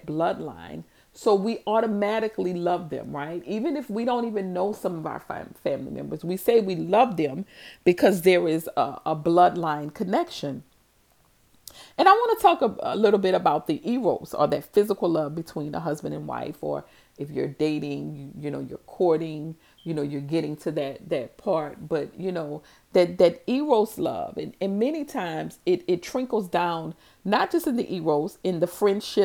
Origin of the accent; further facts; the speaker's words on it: New Orleans, Louisiana, United States; growing up in New Orleans and in my neighborhood